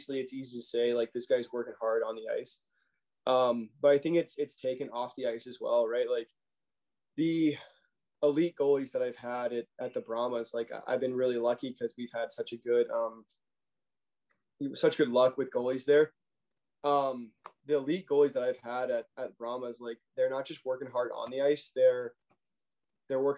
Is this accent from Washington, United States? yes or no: no; Arlington, Texas, United States; also born or lived in Ohio; I'm from Arlington, Texas, right outside Dallas. Grew up a Stars fan